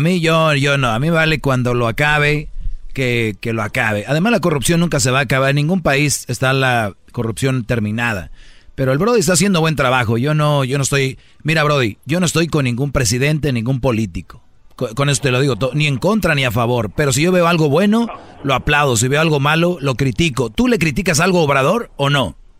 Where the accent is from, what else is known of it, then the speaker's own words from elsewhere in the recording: Mexico; Yo soy mexicano